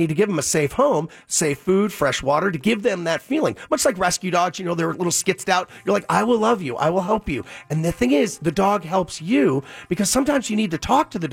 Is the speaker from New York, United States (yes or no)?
yes; Long Island, New York, United States; I'm from Long Island